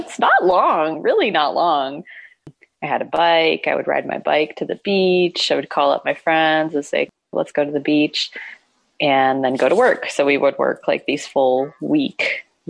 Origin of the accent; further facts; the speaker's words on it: Oregon, United States; moved away as an adult; also born or lived in Hawaii; I grew up in Oregon